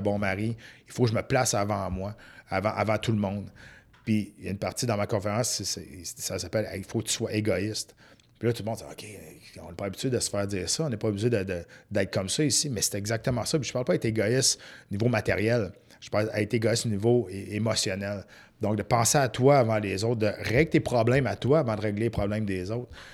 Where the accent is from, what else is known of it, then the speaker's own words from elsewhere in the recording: Saint-Narcisse, Quebec, Canada; je viens d'un petit village de Saint-Narcisse